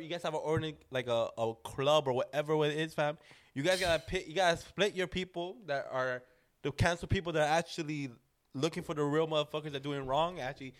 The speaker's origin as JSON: {"language": "English", "country": "United States", "tie": "born or raised there", "said": "I grew up in America"}